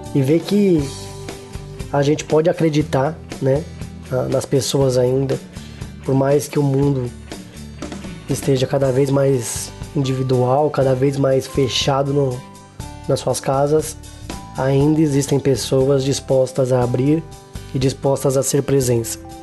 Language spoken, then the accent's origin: Portuguese; Guarulhos, São Paulo, Brazil; eu sou de Guarulhos, São Paulo